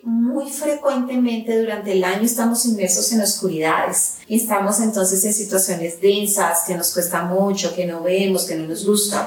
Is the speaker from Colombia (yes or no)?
yes; Colombia; Yo soy colombiana y entonces ya me están escuchando el acento y como colombiana nosotros a inicios de diciembre celebramos el Día de las Velitas